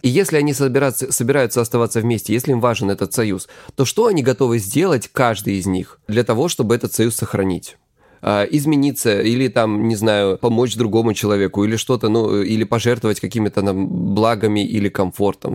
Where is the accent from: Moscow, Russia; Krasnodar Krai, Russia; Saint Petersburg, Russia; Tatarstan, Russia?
Krasnodar Krai, Russia; я, короче, с Кубани